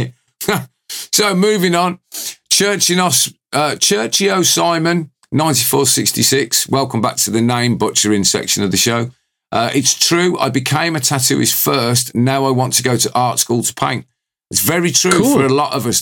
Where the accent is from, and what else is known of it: United Kingdom; accent: British